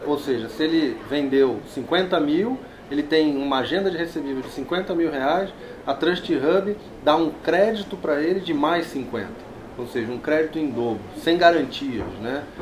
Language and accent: Portuguese; Rio de Janeiro, Brazil; moved away as an adult; now in São Paulo, Brazil; aqui em São Paulo desde 2000, eu sou carioca